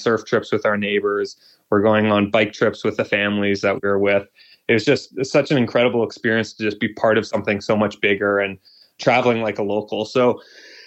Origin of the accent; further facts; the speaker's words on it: Vancouver, British Columbia, Canada; moved away as an adult; also born or lived in Toronto; I was born and raised in Vancouver